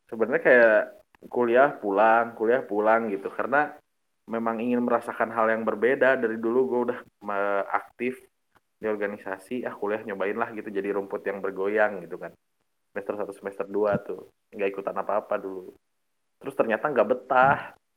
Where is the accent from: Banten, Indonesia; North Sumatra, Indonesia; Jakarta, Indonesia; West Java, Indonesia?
West Java, Indonesia; Bandung; Uh, dari Bandung, gue dari Bandung